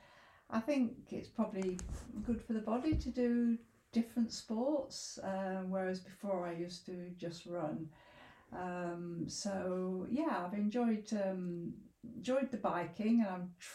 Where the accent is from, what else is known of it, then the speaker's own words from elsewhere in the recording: Leicester, East Midlands, United Kingdom; moved away as an adult; also born or lived in Sheffield; now in Grindleford, United Kingdom; I grew up in Leicester, but essentially I came to university in Sheffield